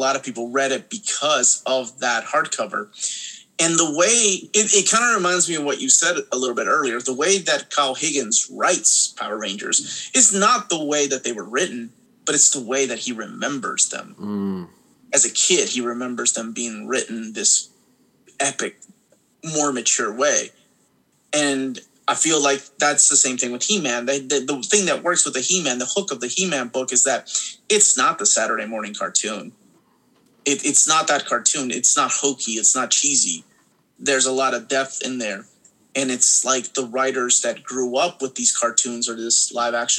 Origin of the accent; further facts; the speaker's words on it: Peru; moved away; I had already seen things like that growing up in Peru